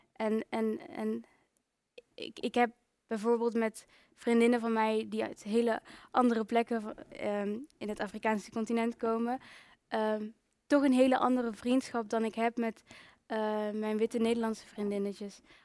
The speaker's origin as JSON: {"language": "Dutch", "town": "Breda", "region": "North Brabant", "country": "Netherlands", "tie": "born or raised there", "also_born_or_lived": "Rwanda (ancestry) / Brussels", "moved": "yes", "said": "ik heb uh, heel mijn leven in Breda en omstreken gewoond"}